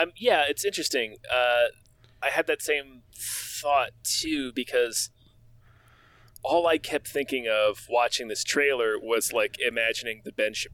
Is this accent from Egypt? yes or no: no; Germany; moved away; I grew up in Germany with a Dutch grandmother, so I know all about Black Pete.